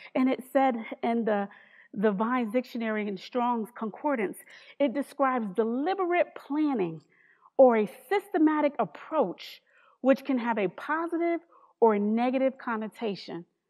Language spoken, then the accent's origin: English; New Haven, Connecticut, United States; I'm from New Haven, Connecticut